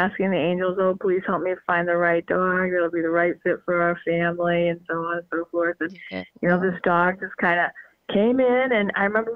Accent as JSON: {"language": "English", "region": "Northeast", "country": "United States", "said": "I'm from the Northeast"}